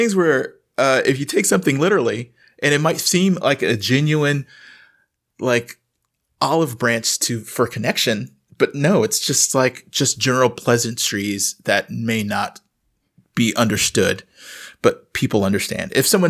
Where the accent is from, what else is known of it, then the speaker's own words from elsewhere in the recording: the South, United States; I'm from the South. If you're the mailman and you're hanging out too long, you're getting fed.